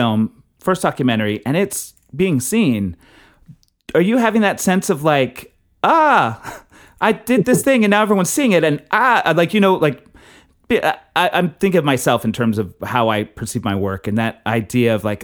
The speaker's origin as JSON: {"language": "English", "region": "Texas", "country": "United States", "tie": "born or raised there", "said": "I grew up in Texas"}